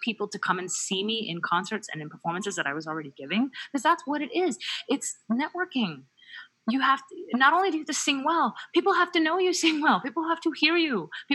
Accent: United States; as an American

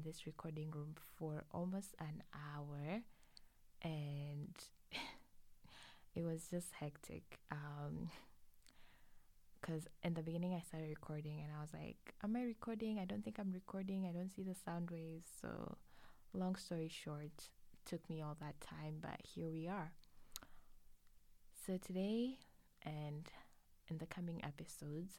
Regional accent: Arusha, Tanzania; moved away as an adult; now in Canada; I am a Tanzanian. I am originally from Arusha, Tanzania

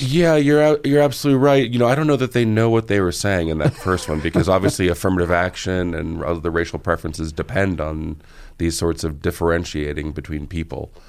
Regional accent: California, United States; moved away as an adult; now in Colorado, United States; I grew up in California, public schools.

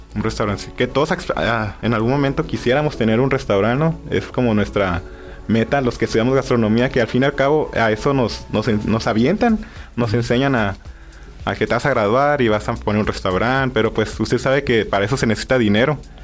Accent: Mexico; nosotros que somos mexicanos

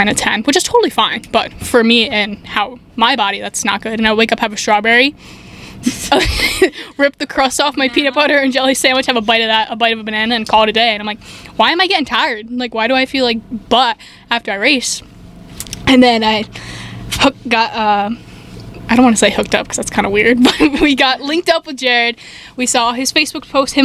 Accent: New York, United States; moved away as an adult; also born or lived in Tennessee; I'm from New York

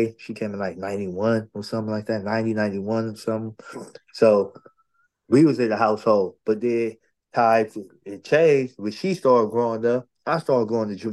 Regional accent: San Diego, California, United States; also born or lived in Chicago, Illinois; I was raised right here, California, San Diego, in the North Park area

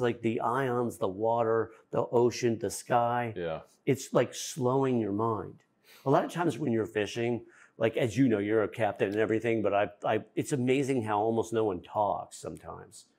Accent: Fairfield County, Connecticut, United States; I'm from Fairfield County, Connecticut, where it's so intense

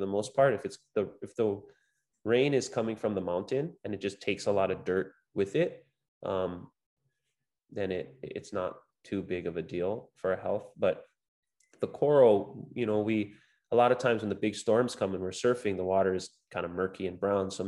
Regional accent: Big Island, Hawaii, United States; I grew up surfing here on the Big Island

